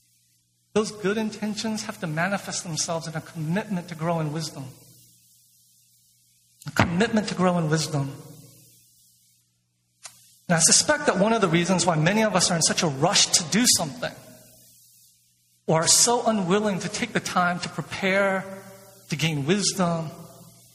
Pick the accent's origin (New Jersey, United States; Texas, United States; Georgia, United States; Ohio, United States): Georgia, United States; Atlanta; my hometown of Atlanta